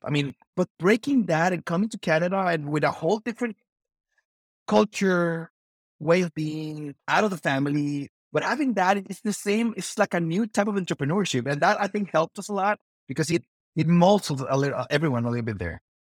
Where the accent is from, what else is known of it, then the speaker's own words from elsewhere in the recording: Mexico; I'm from Mexico, so very traditional family